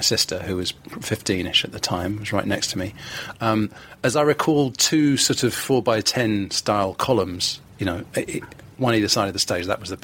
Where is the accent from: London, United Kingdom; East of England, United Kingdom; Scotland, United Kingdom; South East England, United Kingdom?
London, United Kingdom; I was born in London, in Hammersmith